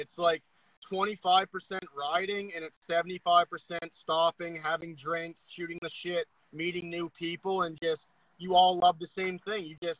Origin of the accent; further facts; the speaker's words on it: Nova Scotia, Canada; I'm from Nova Scotia. I'm going to keep my mouth shut.